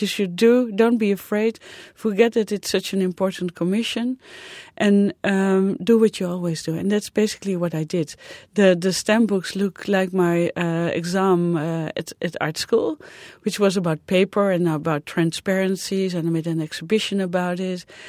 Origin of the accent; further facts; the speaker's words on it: Netherlands; moved away; I'm from the Netherlands, which is a small country